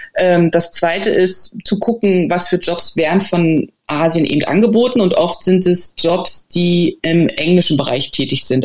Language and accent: German; Germany; now in China; bei uns in, in, im Rewe oder so, also in Deutschland